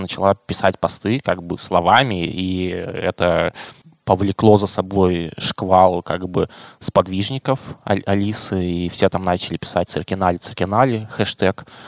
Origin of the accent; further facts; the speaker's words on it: Krasnoyarsk, Krasnoyarsk Krai, Russia; я как красноярец